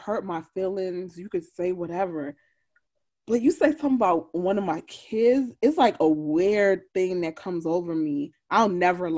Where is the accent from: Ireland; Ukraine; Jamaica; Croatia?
Jamaica; I'm Jamaican